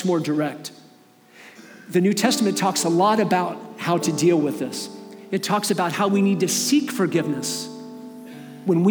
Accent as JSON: {"language": "English", "town": "Columbus", "region": "Ohio", "country": "United States", "tie": "born or raised there", "also_born_or_lived": "Michigan", "moved": "as an adult", "said": "I grew up in Columbus, Ohio. I moved to Michigan in 1991"}